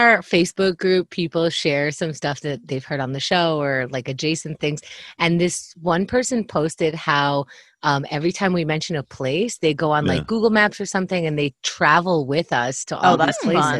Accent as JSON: {"language": "English", "town": "New York City", "region": "New York", "country": "United States", "tie": "born or raised there", "said": "I lived in Kew Gardens for 1 year and I grew up partially one town over the other way from Kew Gardens."}